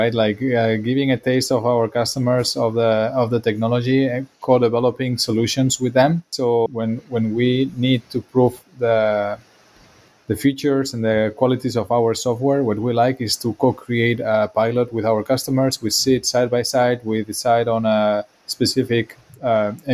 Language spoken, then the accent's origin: English; Barcelona, Catalonia, Spain; English is a second language; moved away as an adult; also born or lived in Belgium / France; now in Bay Area, United States; I'm from Barcelona